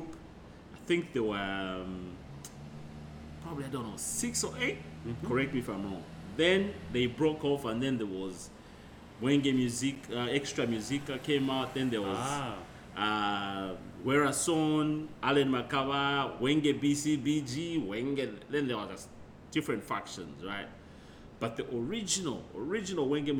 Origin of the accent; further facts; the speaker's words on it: Zambia; now in Perth, Australia; growing up in Zambia